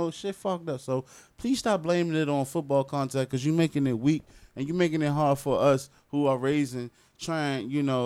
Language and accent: English; Washington, District of Columbia, United States; moved away as an adult; now in Florida, United States; I'm from Southeast D.C. I'm from Washington, D.C., the nation's capital.